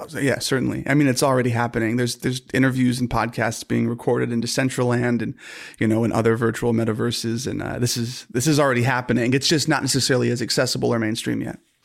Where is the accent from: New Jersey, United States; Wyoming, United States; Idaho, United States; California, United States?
California, United States; San Diego; also born or lived in Los Angeles; growing up in San Diego, California